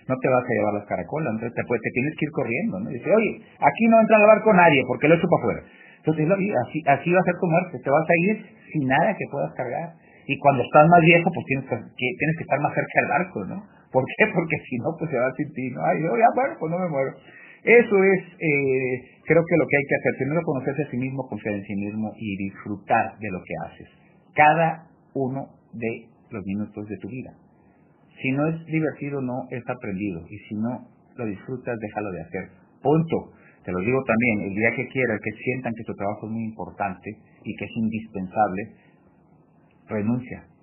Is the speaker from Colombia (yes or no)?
no; Mexico; Bueno, pues sí … también mexicano